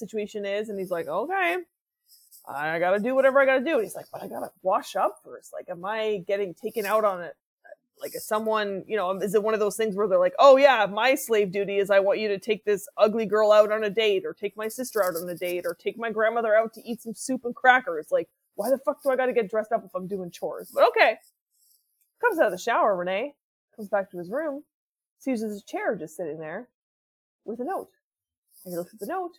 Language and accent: English; Canada; as a Canadian